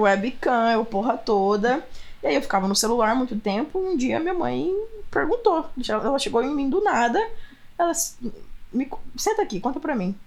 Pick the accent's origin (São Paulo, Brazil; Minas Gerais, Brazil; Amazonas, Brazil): São Paulo, Brazil; Franca; moved away as an adult; also born or lived in Austin; now in United States; Interior de São Paulo, cidade chamada Franca